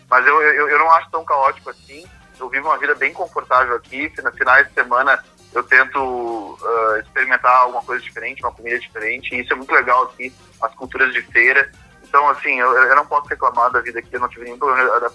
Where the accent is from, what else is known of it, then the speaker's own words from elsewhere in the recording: Rio Grande do Sul, Brazil; moved away as an adult; now in São Paulo, Brazil; como gaúcho mesmo aqui em São Paulo